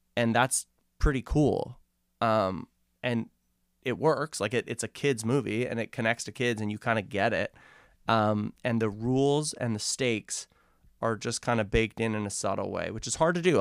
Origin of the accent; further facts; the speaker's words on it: Vancouver, British Columbia, Canada; we grew up in Kits